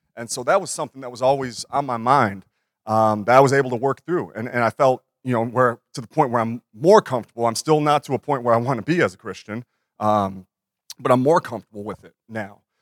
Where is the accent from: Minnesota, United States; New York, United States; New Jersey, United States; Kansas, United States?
Minnesota, United States; I had my dream job at thirty-two. And in my hometown